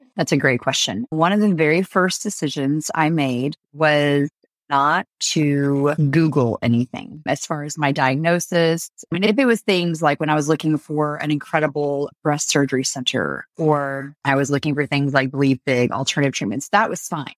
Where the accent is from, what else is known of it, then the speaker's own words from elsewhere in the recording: France; moved away; I grew up in France